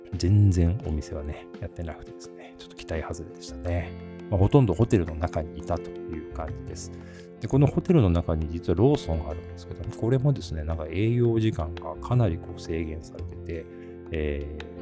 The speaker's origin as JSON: {"language": "Japanese", "region": "Osaka", "country": "Japan", "tie": "born or raised there", "moved": "yes", "said": "私実は大阪出身なんですけども"}